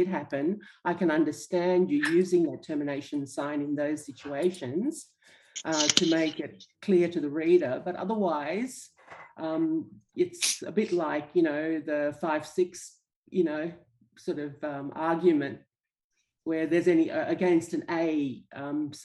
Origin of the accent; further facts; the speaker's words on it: Australia; I'm from Australia